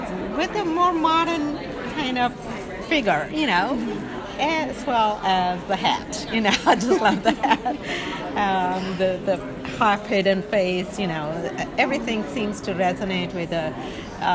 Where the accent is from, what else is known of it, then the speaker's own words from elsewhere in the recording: India; moved away as an adult; now in United States; Originally from India. I've lived in this country since 1980, so basically from here.